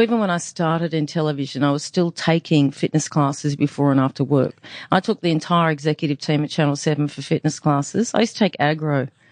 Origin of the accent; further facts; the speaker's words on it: Brisbane, Queensland, Australia; I'm from the Gindi. I'm a Gindi girl